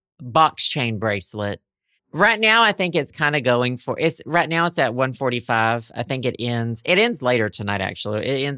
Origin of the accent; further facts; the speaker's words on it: United Kingdom; because Antiques Roadshow UK, because I'm British.